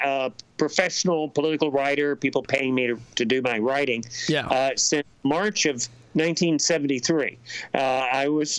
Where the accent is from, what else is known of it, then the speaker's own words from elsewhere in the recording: Alabama, United States; my home state, which is Alabama